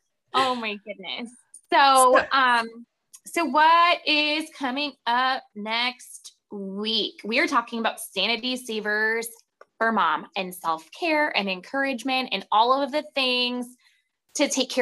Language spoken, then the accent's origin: English; Ohio, United States; And so I'm from Ohio and I've never been to the Cincinnati Zoo.